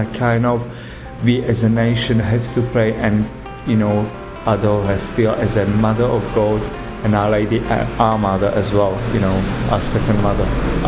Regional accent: Slovakia; moved away; I'm from Slovakia.

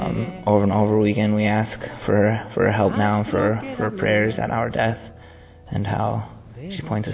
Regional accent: United States; I'm from the United States of America. I'm 22.

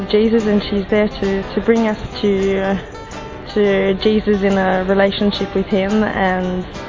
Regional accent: Australia; I'm 24 and I come from Australia.

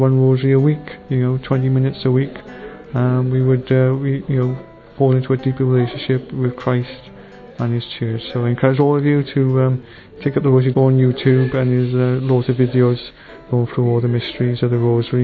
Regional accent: South Wales, United Kingdom; I'm from Murfreesboro in South Wales.

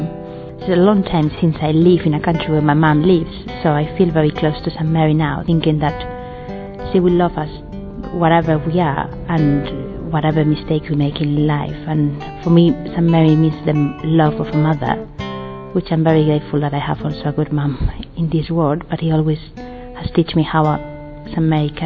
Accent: Spain; moved away; I'm from Spain.

